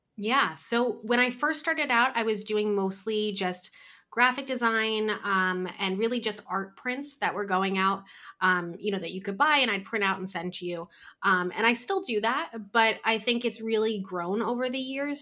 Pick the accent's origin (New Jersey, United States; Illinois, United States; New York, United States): New Jersey, United States; I am from New Jersey, um, born and raised here